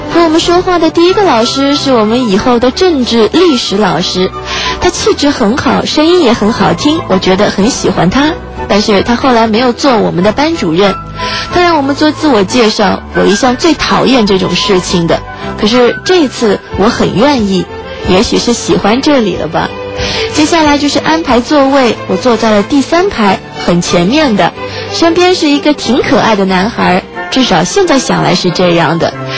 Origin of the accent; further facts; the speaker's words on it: Shanghai, China; 作为土生土长的上海人